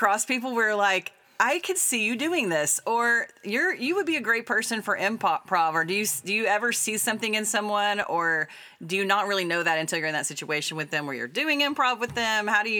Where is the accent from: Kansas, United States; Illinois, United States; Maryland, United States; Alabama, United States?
Kansas, United States; Coffeyville; When I was a kid, I grew up in Coffeyville, Kansas.